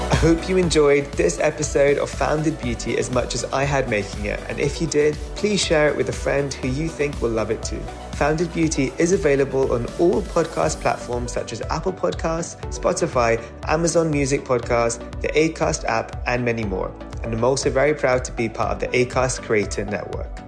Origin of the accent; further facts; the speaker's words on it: London, United Kingdom; I'm born and raised in London